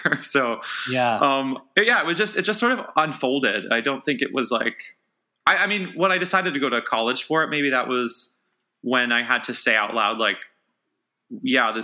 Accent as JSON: {"language": "English", "town": "Erie", "region": "Pennsylvania", "country": "United States", "tie": "born or raised there", "said": "I grew up in Erie, Pennsylvania"}